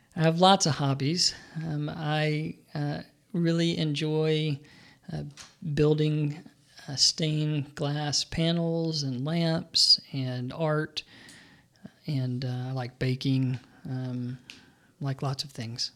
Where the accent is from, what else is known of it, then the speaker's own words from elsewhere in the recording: Birmingham, Alabama, United States; I grew up in Birmingham, Alabama